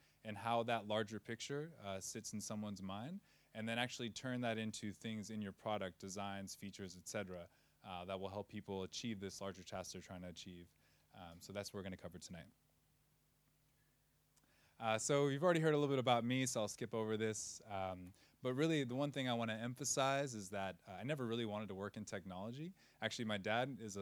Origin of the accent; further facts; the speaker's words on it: Providence, Rhode Island, United States; moved away as an adult; also born or lived in California / São Miguel, Azores; now in Lisbon, Portugal; I'm originally from Providence, Rhode Island